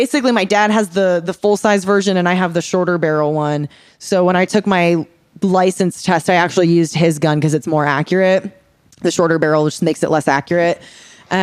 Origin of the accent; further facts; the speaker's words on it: Round Rock, Texas, United States; I grew up in Texas.